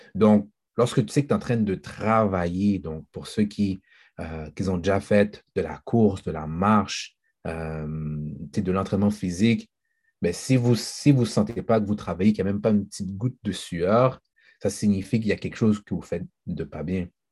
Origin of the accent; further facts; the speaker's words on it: Haiti; en tant qu'haïtien